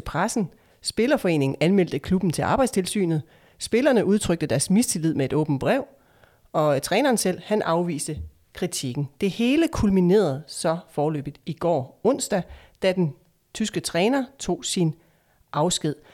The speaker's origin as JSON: {"language": "Danish", "town": "Esbjerg", "region": "Southern Denmark", "country": "Denmark", "tie": "born or raised there", "said": "min hjemstavn, Esbjerg"}